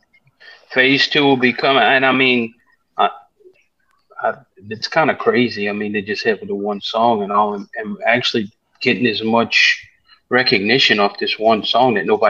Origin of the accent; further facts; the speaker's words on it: New Orleans, Louisiana, United States; moved away; I grew up in New Orleans